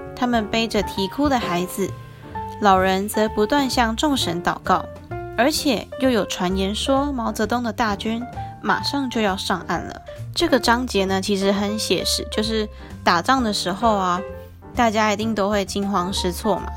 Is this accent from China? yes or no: no; Taiwan; 我是台湾人